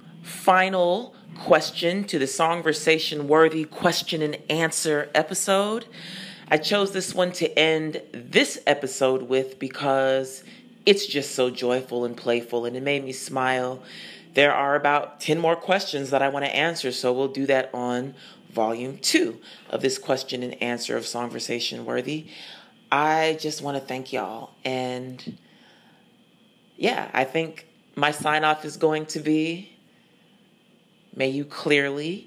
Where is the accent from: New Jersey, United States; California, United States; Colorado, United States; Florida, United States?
Colorado, United States; moved away; also born or lived in Atlanta, Georgia; I am not from Nashville. I was born and raised in Colorado because my father played for the Denver Nuggets. And then I was also raised in Atlanta